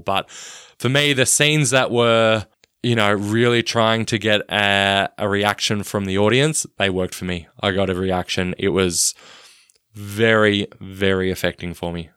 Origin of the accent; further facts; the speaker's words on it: Australia; I'm Australian